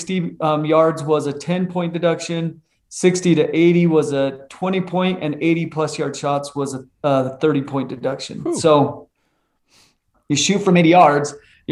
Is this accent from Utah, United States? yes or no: yes; Utah, United States; I'm a born and raised in Utah kid out west. Grew up just in a small town just south of Salt Lake